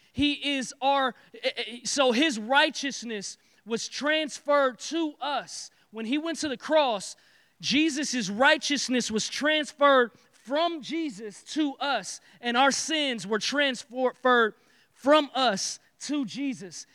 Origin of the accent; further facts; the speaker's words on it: Detroit, Michigan, United States; I am from Detroit